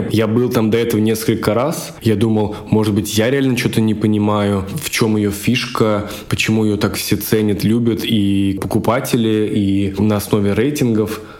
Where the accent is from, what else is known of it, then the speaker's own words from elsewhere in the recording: Moscow, Russia; Всем привет … я адвокат из Москвы.